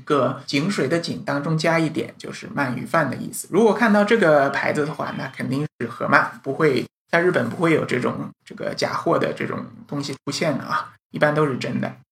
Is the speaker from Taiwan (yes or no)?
no; China; 我们中国人可能海鳗吃得比较多一点